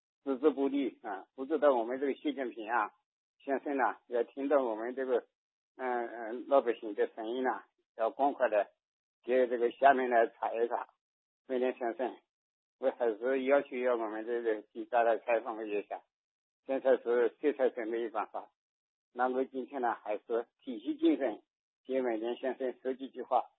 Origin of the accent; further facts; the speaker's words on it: Jiangxi, China; 我是江西的。